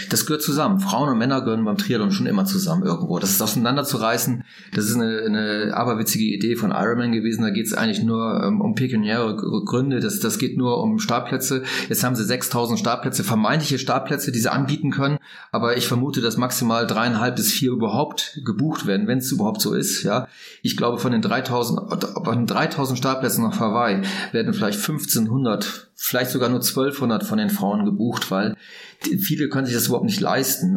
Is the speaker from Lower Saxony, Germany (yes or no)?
yes; Langen, Lower Saxony, Germany; ich bin in Norddeutschland aufgewachsen, in, bei Bremerhaven in Langen